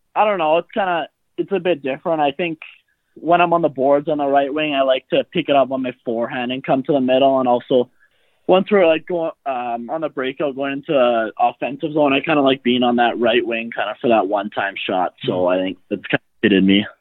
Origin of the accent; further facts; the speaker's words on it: Surrey, British Columbia, Canada; I grew up in uh, around like South Surrey, BC, kind of White Rock area.